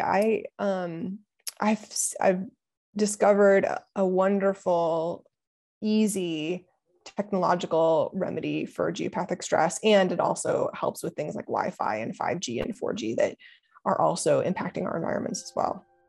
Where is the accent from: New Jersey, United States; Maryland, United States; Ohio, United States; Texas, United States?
Ohio, United States; moved away; also born or lived in Pennsylvania; I'm from Ohio